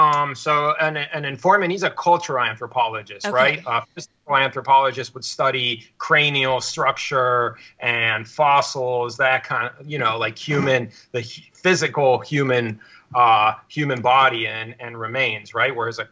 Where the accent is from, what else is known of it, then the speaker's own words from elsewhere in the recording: Veracruz, Mexico; also born or lived in Mexico City; I was born in Mexico City to scholarly parents. They were anthropologists. And I was born there and spent a little bit of time there, but I really grew up on the Gulf Coast in the state of Veracruz